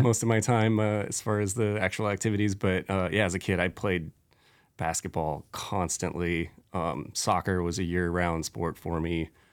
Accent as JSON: {"language": "English", "town": "Spokane", "region": "Washington", "country": "United States", "tie": "born or raised there", "said": "at eighteen, I was like, \"I'm leaving Spokane and I'm never gonna live there again"}